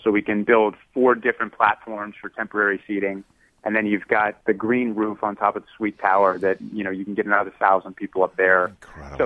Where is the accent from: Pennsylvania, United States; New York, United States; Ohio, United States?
Ohio, United States; Youngstown; I grew up in Youngstown, Ohio